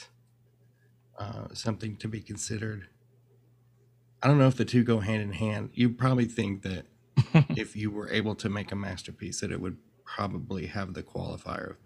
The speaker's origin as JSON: {"language": "English", "town": "Searcy", "region": "Arkansas", "country": "United States", "tie": "born or raised there", "moved": "yes", "lives_now": "Austin, United States", "said": "I grew up in a small town in Arkansas, Searcy, Arkansas"}